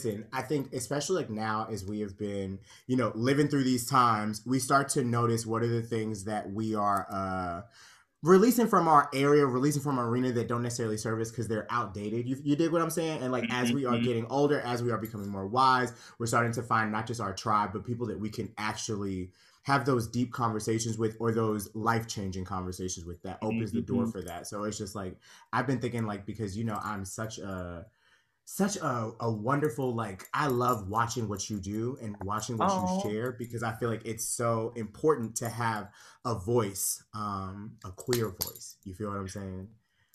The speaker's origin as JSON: {"language": "English", "town": "Conyers", "region": "Georgia", "country": "United States", "tie": "born or raised there", "also_born_or_lived": "Pittsburgh", "moved": "as an adult", "lives_now": "New York, United States", "said": "I'm a Conyers girl. I was raised in Conyers, Georgia."}